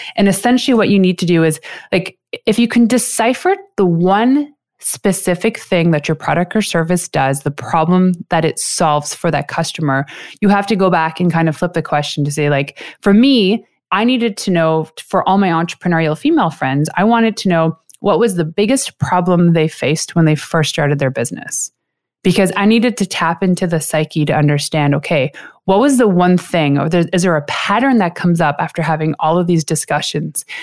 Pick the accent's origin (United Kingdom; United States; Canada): Canada; I am a six-foot tall Canadian chocolate addict